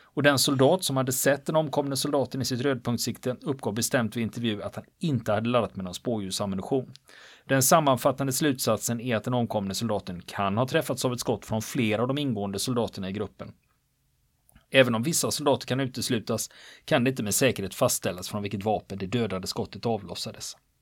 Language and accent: Swedish; Gothenburg, Västra Götaland, Sweden; jag är ju göteborgare